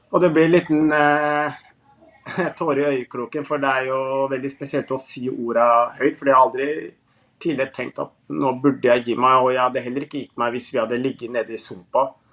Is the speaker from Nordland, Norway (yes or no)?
no; Moss, Østfold, Norway; Jeg er jo fra nordre bydel i Moss. Og Moss var jo tippeligaen hele 90-tallet og begynnelsen av 2000-tallet når jeg eh, vokste opp